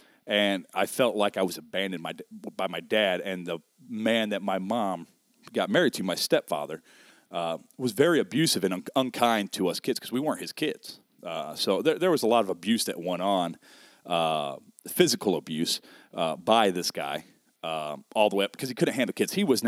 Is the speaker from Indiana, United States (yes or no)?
yes; South Bend, Indiana, United States; Oh, man, I hail originally. Born here in South Bend. Grew up till the age of 10 on the south side of South Bend.